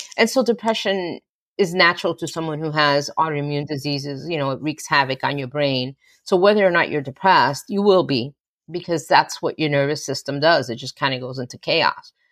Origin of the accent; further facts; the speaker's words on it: West New York, New Jersey, United States; I grew up in West New York, New Jersey